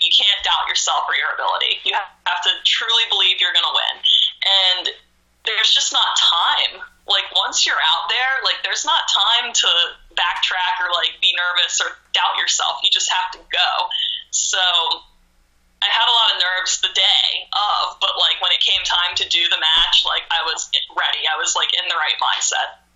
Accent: Maryland, United States; I grew up in a small town in Maryland where every Monday night we sat on the couch and watched Raw together

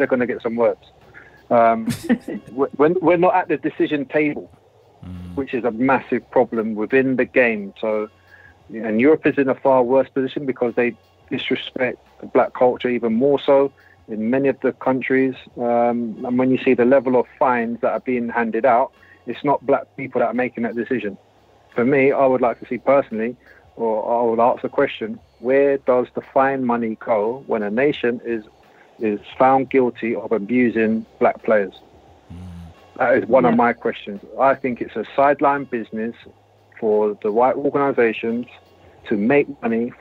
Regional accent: London, United Kingdom; we grew up in Shepherd's Bush, we had adventure playgrounds

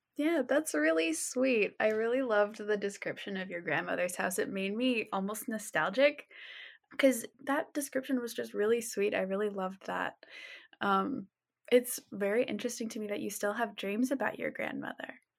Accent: Juneau, Alaska, United States; I grew up in Juneau where my family is from

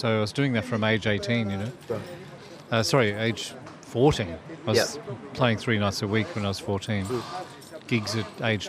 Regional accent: Melbourne, Victoria, Australia; now in Sydney, Australia; And so I'm from Melbourne. My hometown's Melbourne. I was born in Richmond, city lad. So the change to Sydney was a very good timing

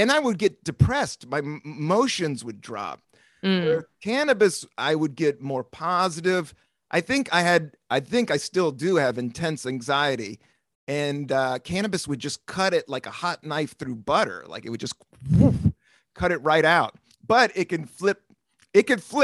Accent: Washington, D.C., Appalachian Mountains, Southern Virginia, United States; I grew up in Washington, D.C. In the 70s. But we moved to the Appalachian Mountains in Southern Virginia, town of 5,000

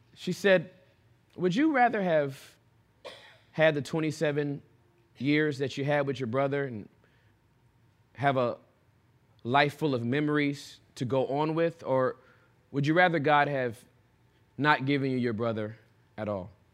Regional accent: Southern California, United States; I was born and raised in Southern California

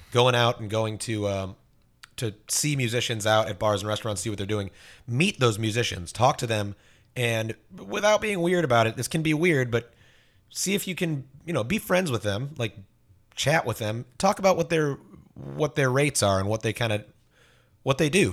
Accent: Fort Myers, Florida, United States; I grew up in Fort Myers.

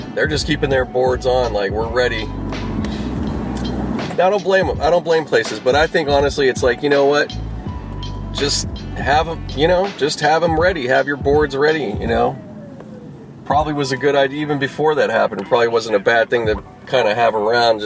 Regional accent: Pittsburgh, Pennsylvania, United States; now in Los Angeles, United States; I grew up back in Pittsburgh.

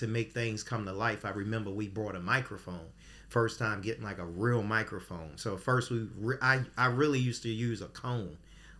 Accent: Baltimore, Maryland, United States; So I'm from East Baltimore.

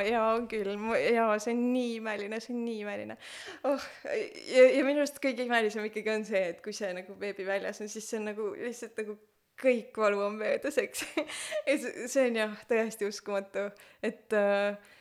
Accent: Pärnu, Pärnu County, Estonia; moved away; me oleme Pärnust pärit, vanemad kõik on Pärnus

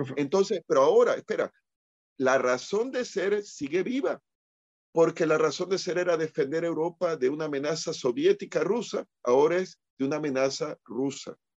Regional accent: Puerto Rico; aquí en Puerto Rico

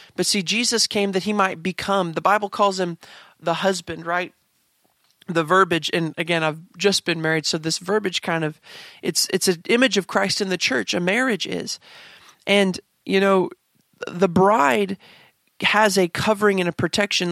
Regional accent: Kansas, United States; I grew up in Kansas

